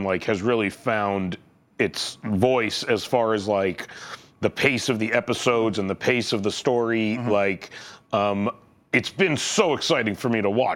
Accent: Canada; I am from Canada

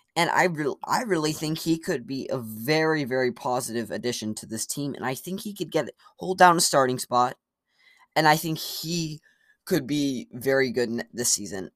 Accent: United States; me as an American

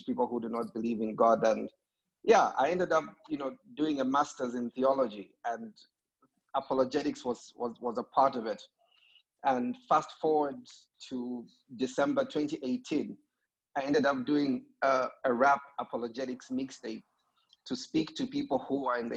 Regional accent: Zambia; I'm from Zambia

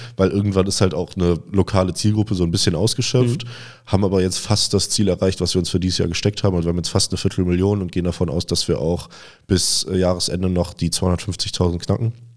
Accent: Cologne, North Rhine-Westphalia, Germany; also born or lived in Vienna; wir sind beide gebürtige Kölner und sind hier zusammen aufgewachsen

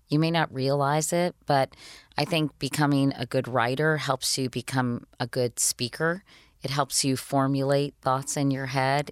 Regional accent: Arlington, Virginia, United States; I grew up in Arlington, Virginia, right outside of Washington, D C, so really a suburb of D C

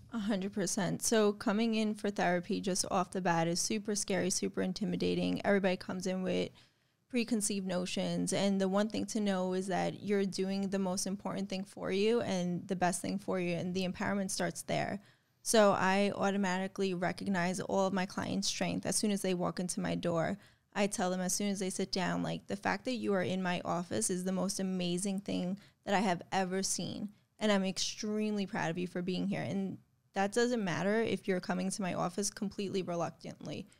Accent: New York, United States; I'm from New York

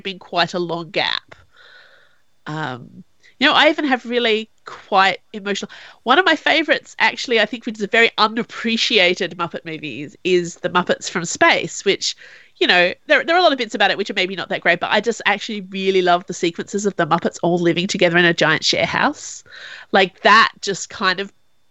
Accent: Australia; as an Australian

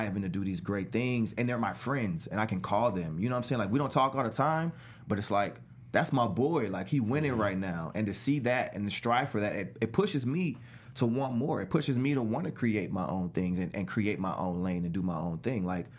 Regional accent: New Orleans, Louisiana, United States; because I grew up in New Orleans, but I moved back and forth a lot

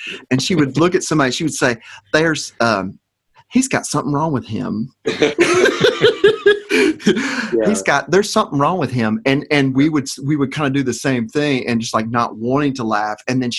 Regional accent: Little Rock, Arkansas, United States; I'm from Arkansas. I'm from Little Rock.

